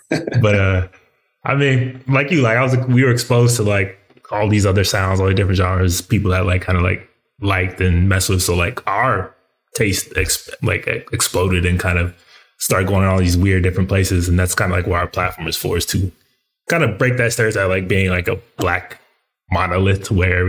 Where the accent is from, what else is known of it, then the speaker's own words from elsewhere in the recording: Colorado Springs, Colorado, United States; I went to high school in Colorado.